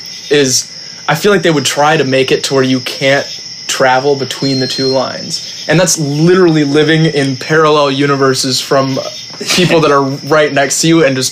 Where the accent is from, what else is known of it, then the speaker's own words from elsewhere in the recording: United States; we're American